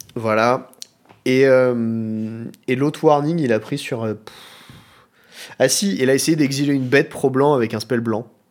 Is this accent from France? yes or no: yes; Chambray-lès-Tours, Centre-Val de Loire, France; moved away; also born or lived in Nantes; Je suis né à Chambray-les-Tours. Je suis donc tourangeau de naissance